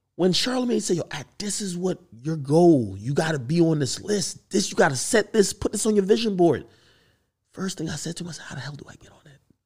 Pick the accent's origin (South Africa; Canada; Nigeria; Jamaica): Jamaica; moved away; I grew up in Jamaica